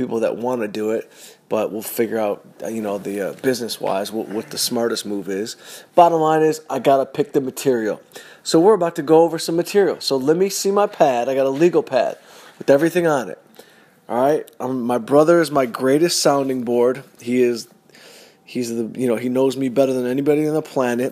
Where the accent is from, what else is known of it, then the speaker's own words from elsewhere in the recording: Southfield, Michigan, United States; I'm from Southfield, Michigan. Yeah, I grew up in a fully diverse community